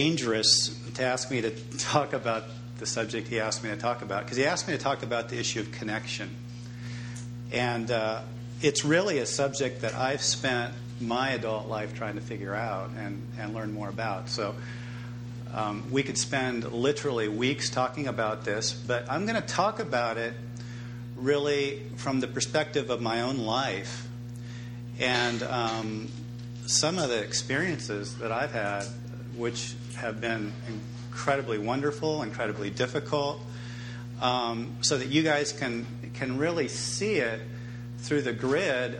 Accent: Reedley, California, United States; also born or lived in Fresno, California; And across the street from that tennis courts, it's called Hope Street, is my parents' house. And that's where I grew up, in that house.

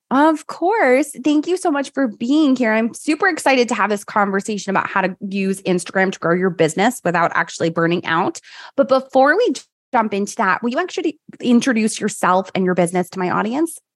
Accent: New York, United States; I'm from New York

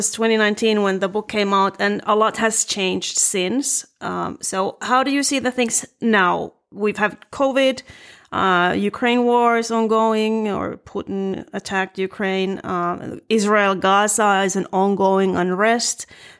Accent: Finland; because I grew up in Finland right next to the Soviet Union. So I saw what it was like going to the Soviet Union.

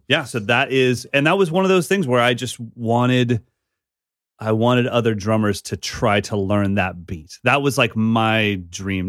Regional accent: Sacramento, California, United States; growing up in Sacramento with Abe Cunningham

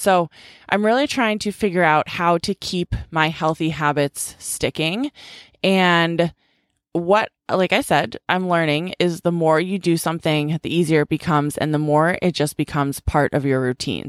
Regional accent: Boston, Massachusetts, United States; also born or lived in California; my little sister moved back home to Boston

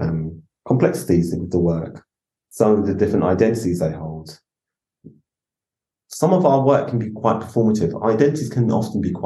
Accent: London, United Kingdom; also born or lived in Islington / Tottenham; As a black man growing up in London

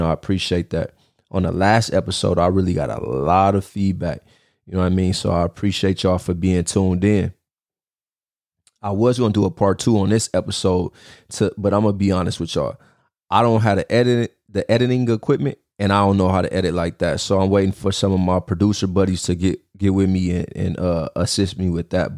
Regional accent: United States; as American citizens today.

